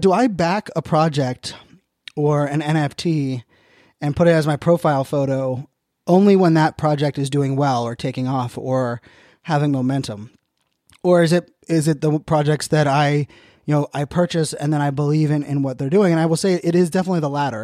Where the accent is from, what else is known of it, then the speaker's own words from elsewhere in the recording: Virginia Beach, Virginia, United States; also born or lived in Pittsburgh, Pennsylvania; I moved from Pittsburgh to Virginia Beach in, in third grade